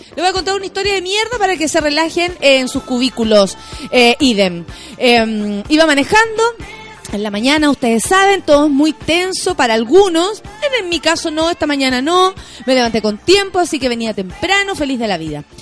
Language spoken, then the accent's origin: Spanish; Chile; yo soy una ciudadana chilena